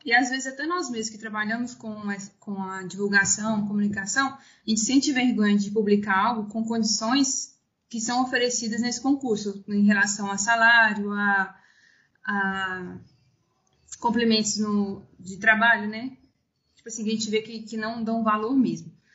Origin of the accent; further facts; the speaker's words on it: interior of Minas Gerais, Brazil; moved away as an adult; also born or lived in Ouro Preto; eu sou do interior de Minas Gerais, na cidade de Pitani